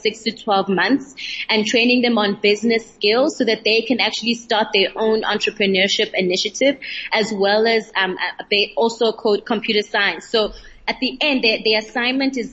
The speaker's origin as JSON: {"language": "English", "town": "East London", "region": "Eastern Cape", "country": "South Africa", "said": "From the Eastern Cape, London"}